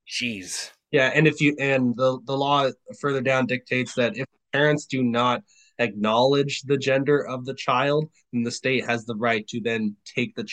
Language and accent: English; Germany; now in United States; I've never been to Africa. I was born and raised in Germany. I came to the United States.